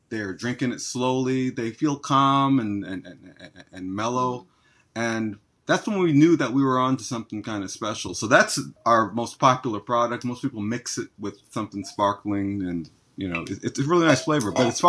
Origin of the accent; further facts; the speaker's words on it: New York, United States; born there; parents are from Jamaica. And the way they raised me, I guess I might as well have been born there, but I was born in New York.